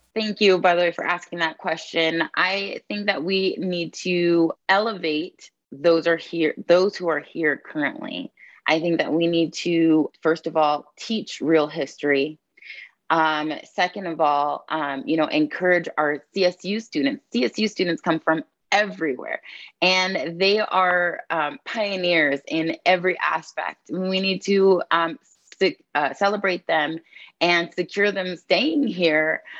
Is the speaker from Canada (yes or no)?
no; San Diego, California, United States; moved away as an adult; now in Fort Collins, United States; I'm a born and raised San Diegan